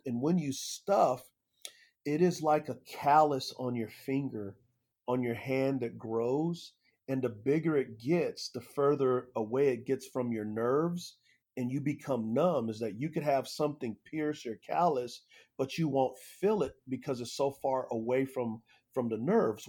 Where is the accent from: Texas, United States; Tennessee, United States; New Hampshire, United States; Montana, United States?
Texas, United States; San Antonio; I grew up in San Antonio, Texas